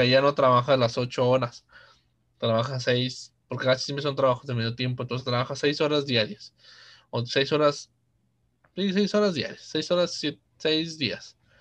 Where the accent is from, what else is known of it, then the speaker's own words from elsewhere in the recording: Mexico; somos mexicanos